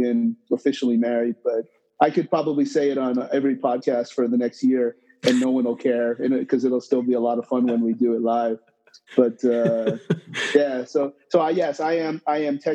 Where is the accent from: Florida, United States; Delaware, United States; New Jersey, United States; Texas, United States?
New Jersey, United States; Toms River; moved away as an adult; now in New York, United States; Born in New York, but not raised. Okay. Raised in Tom's River, New Jersey